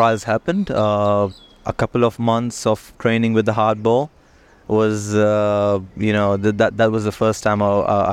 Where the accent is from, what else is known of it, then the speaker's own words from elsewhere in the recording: Hong Kong; I was born in Hong Kong. I grew up here